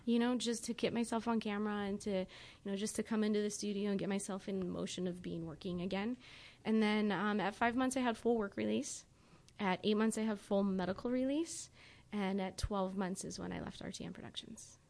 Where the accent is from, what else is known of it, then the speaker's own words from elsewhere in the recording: Rapid City, South Dakota, United States; moved away; growing up in Rapid City